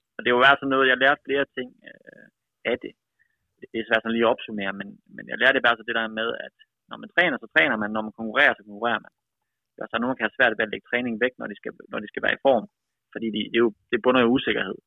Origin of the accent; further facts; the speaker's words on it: Aalborg, North Denmark Region, Denmark; moved away; also born or lived in United States; Født og opvokset i Aalborg, i Vejgaard.